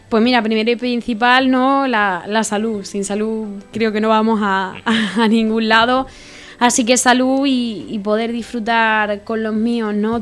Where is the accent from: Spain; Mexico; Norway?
Spain; Málaga, Andalusia; also born or lived in Córdoba; por mi comunidad autónoma, yo soy de Málaga